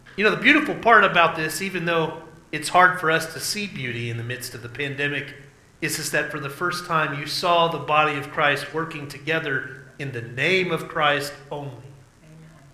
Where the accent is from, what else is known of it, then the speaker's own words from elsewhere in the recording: southeastern Oklahoma, United States; in my case, a southeastern Oklahoman